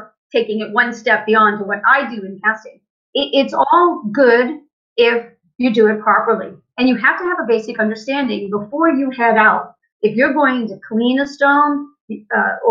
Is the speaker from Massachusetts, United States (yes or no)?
yes; Central Massachusetts, United States; I grew up in Massachusetts. I grew up in Central Mass